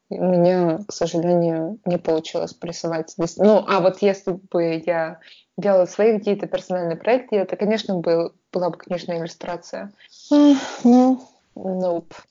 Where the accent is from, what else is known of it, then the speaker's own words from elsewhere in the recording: Russia; moved away as an adult; also born or lived in Tatarstan / Perm / Saint Petersburg; что я I'm from Russia